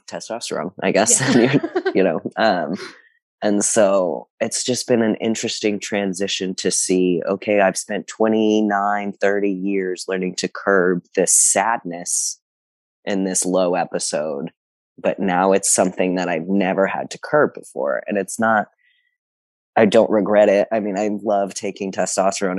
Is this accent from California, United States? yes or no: no; South Texas, United States; I come from South Texas, um, where I just never even knew trans people existed, and so the community of people that I grew up in know nothing about trans people.